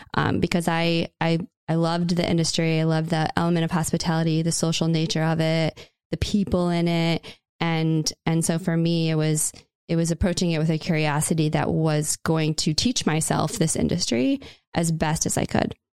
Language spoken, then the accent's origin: English; Indiana, United States; Indiana, which was my, my home state